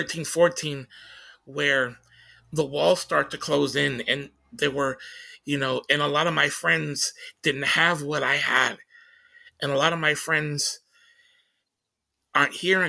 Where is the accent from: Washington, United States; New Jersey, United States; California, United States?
Washington, United States; Tacoma